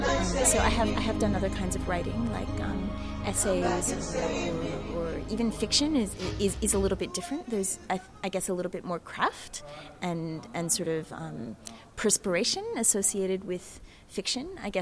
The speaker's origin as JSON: {"language": "English", "town": "Canberra", "region": "Australian Capital Territory", "country": "Australia", "also_born_or_lived": "United States", "accent": "American", "said": "I am actually originally from Canberra, living here at the moment as well, but you can hear my American accent. I've lived in the States for a long time, so I've lived in lots of different places."}